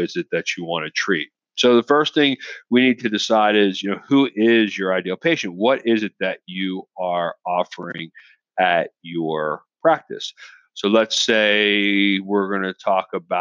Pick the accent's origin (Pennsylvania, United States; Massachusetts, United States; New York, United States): Pennsylvania, United States; Philadelphia; outside of Philadelphia, my hometown